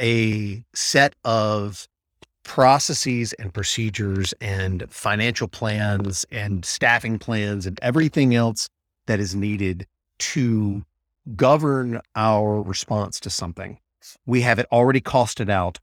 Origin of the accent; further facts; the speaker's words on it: Mississippi, United States; moved away; I'm from Mississippi originally